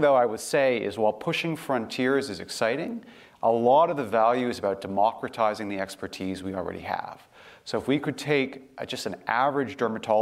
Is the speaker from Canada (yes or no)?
yes; Canada; moved away; I grew up in Canada.